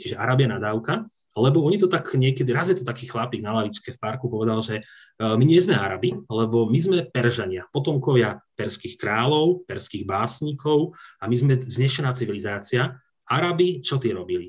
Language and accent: Slovak; Slovakia; pýtala sa, odkiaľ som, a keď som povedal Slovakia